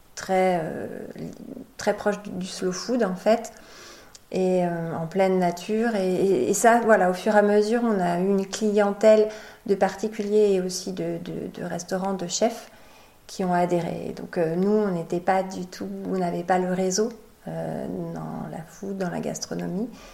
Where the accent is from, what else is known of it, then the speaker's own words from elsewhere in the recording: Poitou, Vienne, Nouvelle-Aquitaine, France; moved away as an adult; now in Charente-Maritime, France; moi je viens du Poitou, je viens de la Vienne